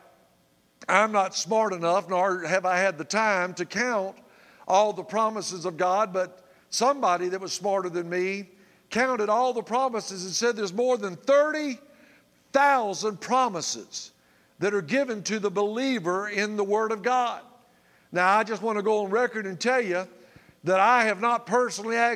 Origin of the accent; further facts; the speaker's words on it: Tallahassee, Florida, United States; I grew up in Tallahassee, Florida